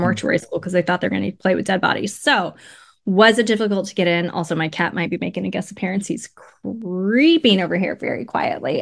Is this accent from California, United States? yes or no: yes; Riverside, California, United States; now in Los Angeles, United States; I'm from, I'm from Riverside, um, and my mom was born in Los Angeles